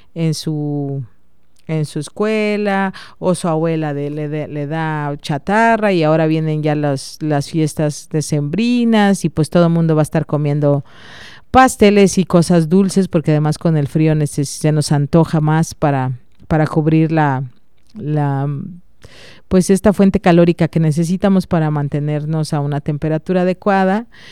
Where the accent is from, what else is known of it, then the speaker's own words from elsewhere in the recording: Mexico; como buenos mexicanos